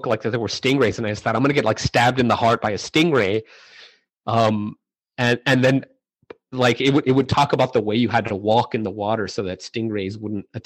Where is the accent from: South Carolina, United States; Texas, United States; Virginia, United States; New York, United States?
Texas, United States; El Paso; growing up in El Paso